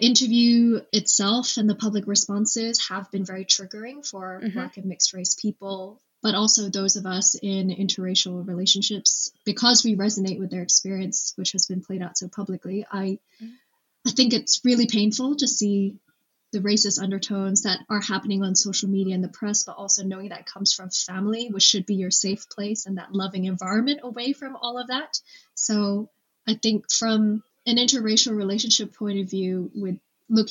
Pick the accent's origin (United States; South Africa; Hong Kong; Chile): Hong Kong; moved away as an adult; also born or lived in London, United Kingdom; now in United Kingdom; I was not exposed much to African and Black culture growing up in Hong Kong